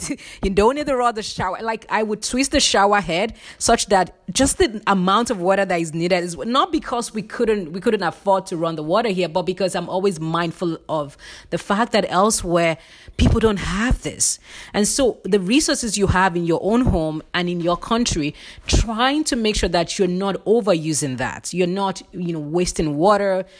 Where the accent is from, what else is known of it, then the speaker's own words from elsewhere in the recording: Nigeria; moved away as an adult; I'm originally from Nigeria, and I lived with very limited resources